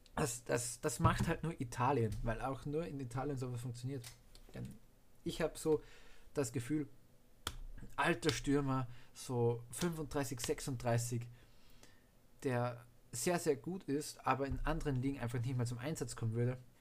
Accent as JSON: {"language": "German", "country": "Austria", "said": "ich natürlich für Österreich bin als Österreicher"}